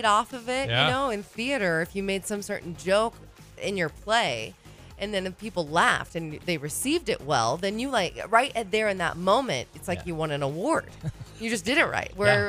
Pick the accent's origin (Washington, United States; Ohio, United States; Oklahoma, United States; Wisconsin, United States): Washington, United States; Puget Sound; I grew up in the Puget Sound